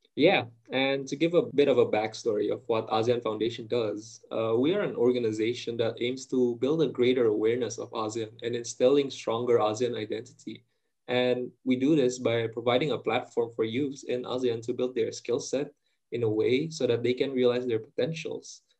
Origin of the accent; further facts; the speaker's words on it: Indonesia; I'm Indonesian